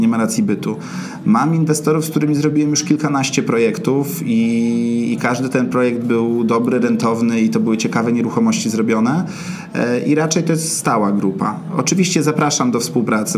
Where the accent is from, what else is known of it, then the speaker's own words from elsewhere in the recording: Warsaw, Masovian Voivodeship, Poland; jestem z Ochoty i większość e, czasu swojego w pracy zajmuje mi praca na Ochocie